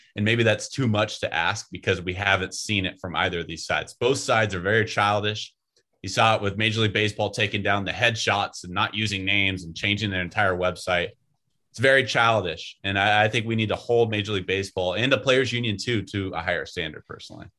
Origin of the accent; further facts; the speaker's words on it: Northern California, United States; I grew up in Northern California